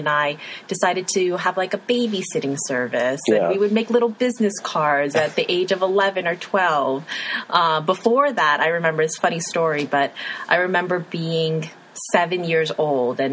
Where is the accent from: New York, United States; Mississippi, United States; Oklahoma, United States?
New York, United States; also born or lived in Chicago; now in Missoula, United States; coming from growing up in New York, living in Chicago for over a decade